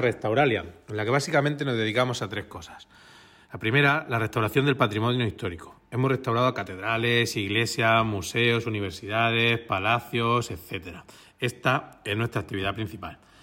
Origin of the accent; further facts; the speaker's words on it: Cartagena, Region of Murcia, Spain; soy aparejador y soy de Cartagena.